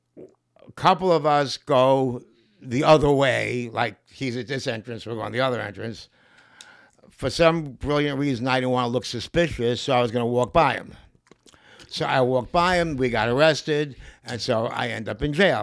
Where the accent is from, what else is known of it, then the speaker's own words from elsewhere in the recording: New York City, New York, United States; I'm from Lower East Side of Manhattan, a place called Grand Street